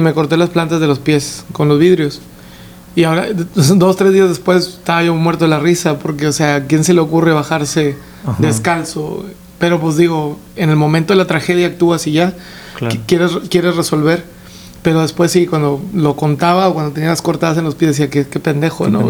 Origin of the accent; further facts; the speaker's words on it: Mexico; los tres somos mexicanos